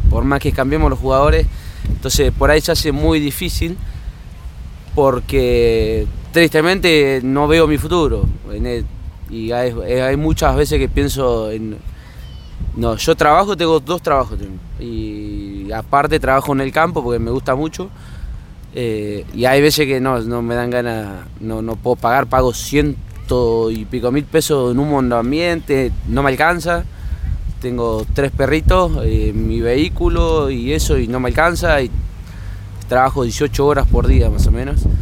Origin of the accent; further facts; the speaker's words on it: Santa Rosa, La Pampa, Argentina; soy eh, de Santa Rosa La Pampa